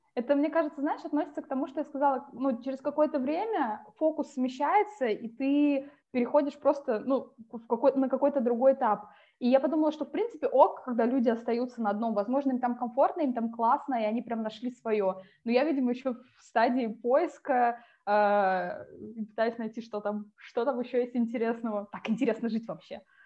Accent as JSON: {"language": "Russian", "town": "Tomsk", "region": "Tomsk Oblast", "country": "Russia", "also_born_or_lived": "Saint Petersburg / France", "moved": "as an adult", "said": "я из Томска, это Сибирь, я училась там"}